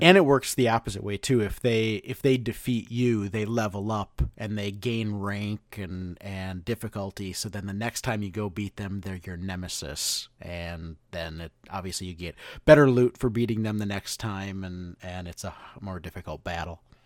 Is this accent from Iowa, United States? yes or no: no; Hudson, Wisconsin, United States; moved away; the Goodwill that I went to in Hudson, Wisconsin